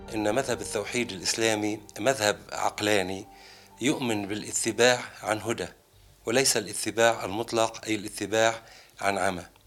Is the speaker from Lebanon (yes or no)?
yes; Lebanon; في بلدنا لبنان